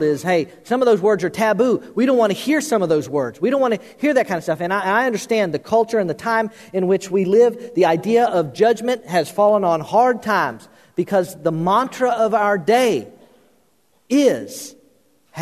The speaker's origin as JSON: {"language": "English", "region": "Florida", "country": "United States", "tie": "born or raised there", "said": "the pastor I grew up under in Florida"}